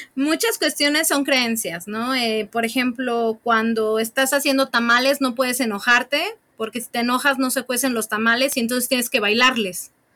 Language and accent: Spanish; Puebla, Mexico; tres cosas comemos los poblanos